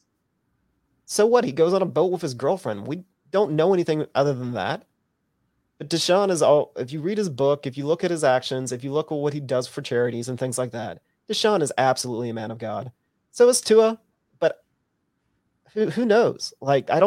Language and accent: English; Lufkin, Texas, United States; I'm from Lufkin